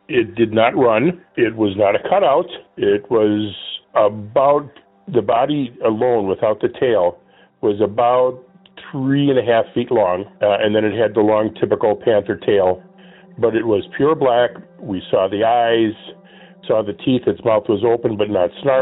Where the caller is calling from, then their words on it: Minnesota, United States; I'm calling from Minnesota